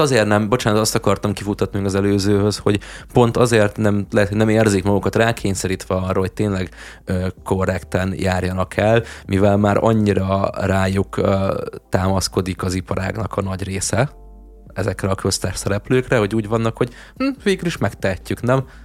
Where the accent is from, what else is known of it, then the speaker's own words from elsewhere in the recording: Hungary; Nekem magyarként